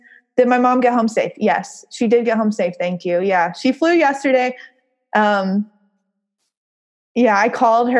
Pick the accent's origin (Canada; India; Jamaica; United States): United States; the South; accent: southern; my southern accent